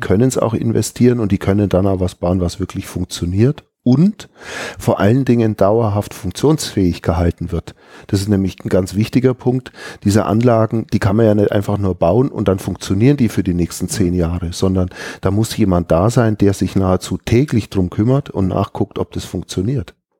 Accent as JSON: {"language": "German", "region": "Allgäu", "country": "Germany", "said": "bei uns im Allgäu"}